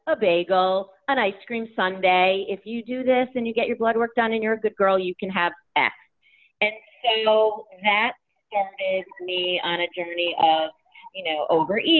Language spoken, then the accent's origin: English; Connecticut, United States; I'm from Connecticut.